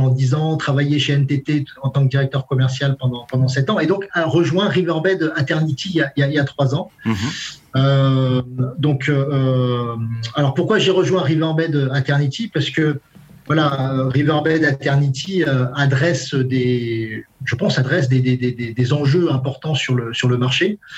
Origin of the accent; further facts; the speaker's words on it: Brest, Brittany, France; now in Toulouse, France; je suis, je suis à Brest, dans ma ville natale.